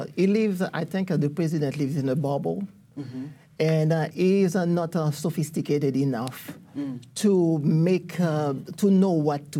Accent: Haiti; now in United States; I am was born and raised in Haiti. I have all these two countries at heart, Haiti and also the U.S.

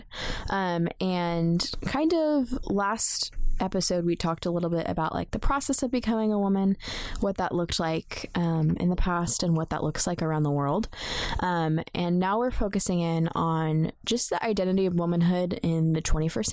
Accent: Texas, United States; Kind of in the circles that I grew up in Texas, I grew up in the Bible Belt.

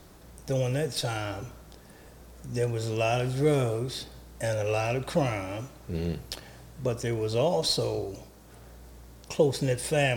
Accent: Baltimore, Maryland, United States; I was born and raised in Cherry Hill.

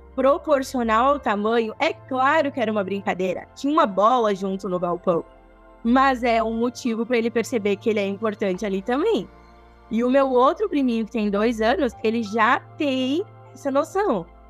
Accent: Nova Prata, Rio Grande do Sul, Brazil; Eu sou natural de Nova Prata, tá? Eu tenho 29 anos e eu nasci em Nova Prata, mas eu cresci até os 5 anos morando na fazenda

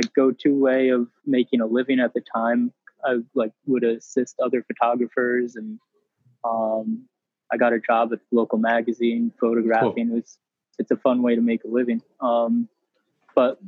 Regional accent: upstate New York / the Berkshires, United States; moved away as an adult; also born or lived in Great Barrington, Massachusetts; I'm very lucky to have grown up in the Berkshires. I grew up on a farm in upstate New York, and I went to the Rudolf Steiner School, which kind of brought me to Great Barrington

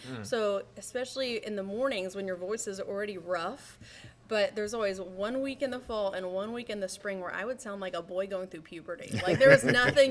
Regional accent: Nashville, Indiana, United States; moved away as an adult; now in Myrtle Beach, United States; I'm actually from Naubonne, Indiana, which is a very, very small town

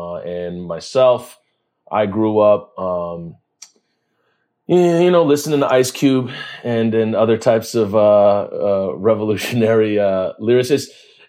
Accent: New Orleans, Louisiana, United States; born there; And I was born in New Orleans. So I grew up in a family of activists.

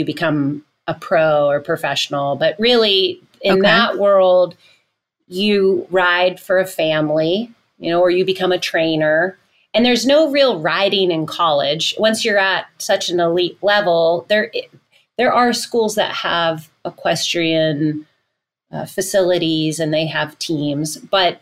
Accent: Southport, Connecticut, United States; moved away as an adult; also born or lived in Florence, Italy / Naples, Florida; I grew up in Connecticut. I grew up in Southport, Connecticut

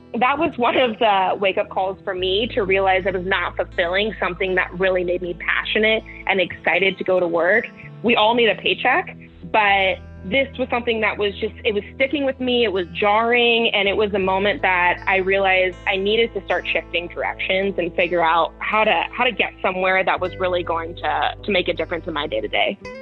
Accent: Campbell, California, United States; I grew up in Campbell, California, which is in the South Bay of the Bay Area.

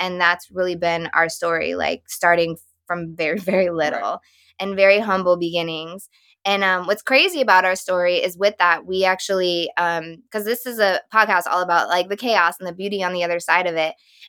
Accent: Texas, United States; now in Connecticut, United States; But that's how we both actually ended up in Connecticut, because I'm originally from Texas

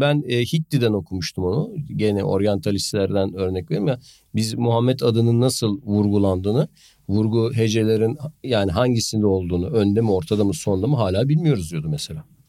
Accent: a town in the South Marmara, Turkey; 10 bin nüfuslu bir Güney Marmara kasabasında büyüdüm

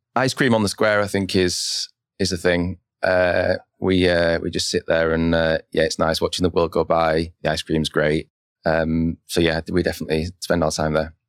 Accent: Lancaster, North West England, United Kingdom; moved away as an adult; also born or lived in London; now in Bentonville, United States; my hometown in Lancaster

